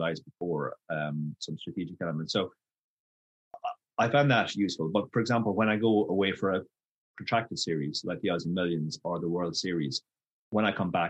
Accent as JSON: {"language": "English", "country": "Ireland", "moved": "yes", "said": "I am Irish, but I have lived all over the world"}